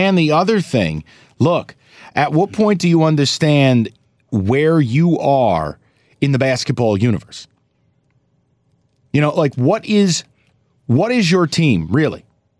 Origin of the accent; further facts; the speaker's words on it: upstate New York, United States; even though I grew up upstate, I am a New Yorker